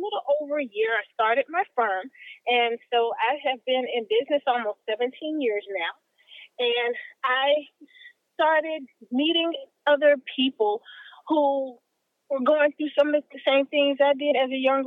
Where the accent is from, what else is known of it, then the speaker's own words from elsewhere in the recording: Miami, Florida, United States; I am from beautiful Miami, Florida